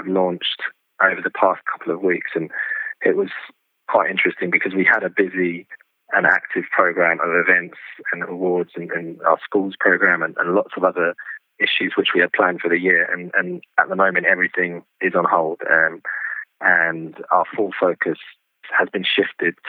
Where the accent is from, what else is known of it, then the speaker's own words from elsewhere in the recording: London, United Kingdom; I was born in London and I've lived here most of my life